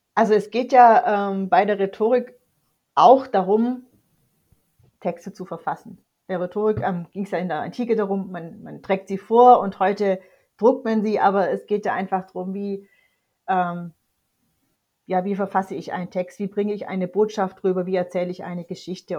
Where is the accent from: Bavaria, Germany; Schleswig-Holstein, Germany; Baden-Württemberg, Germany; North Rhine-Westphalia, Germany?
Baden-Württemberg, Germany; near Tübingen; ich bin, wie gesagt, in der Nähe von Tübingen aufgewachsen und dort zur Schule gegangen